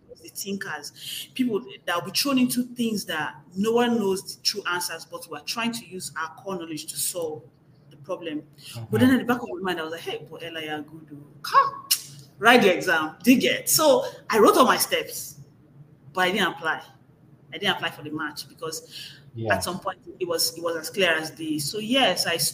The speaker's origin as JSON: {"language": "English", "country": "Nigeria", "moved": "as an adult", "lives_now": "United States", "said": "I'm a Nigerian"}